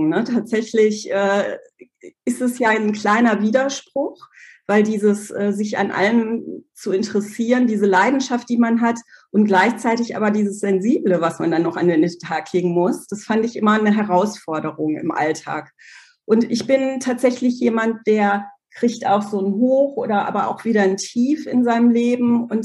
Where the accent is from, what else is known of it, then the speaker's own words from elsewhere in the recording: Germany; also born or lived in Poland; Ich komme aus Polen, mit zwei Jahren nach Deutschland gekommen und ich komme eigentlich aus einer klassischen Arbeiterfamilie.